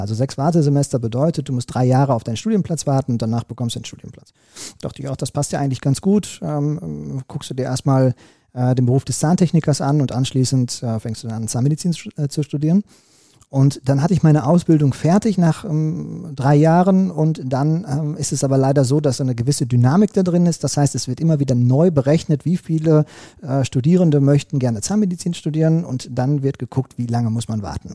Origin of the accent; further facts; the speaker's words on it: Recklinghausen, North Rhine-Westphalia, Germany; als Kind im Recklinghäuser Kinderorchester die äh, Triangel gespielt habe